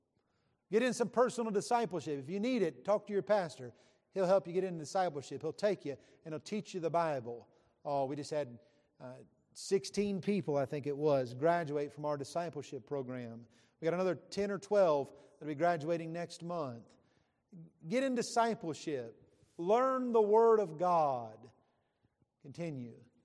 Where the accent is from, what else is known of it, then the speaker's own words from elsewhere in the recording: West Virginia, United States; I grew up in West Virginia